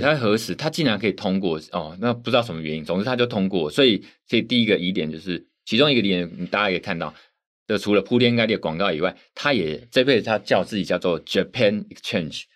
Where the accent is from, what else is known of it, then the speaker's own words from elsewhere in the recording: Taiwan; 相对香港，我们台湾这边的 JPEX 的受灾户可能没有那么多啦